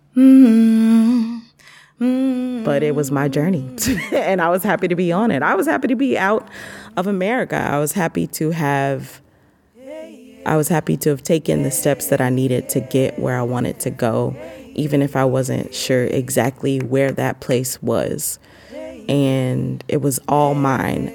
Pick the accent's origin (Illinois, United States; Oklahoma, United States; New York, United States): Illinois, United States; Marion; moved away as an adult; now in Penang, Malaysia; I'm from Marion, Illinois. I'm currently in Penang, Malaysia